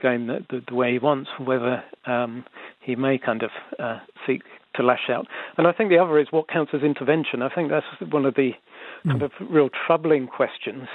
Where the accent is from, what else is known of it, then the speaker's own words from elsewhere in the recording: London, United Kingdom; now in New Zealand; I grew up in London in the 1980s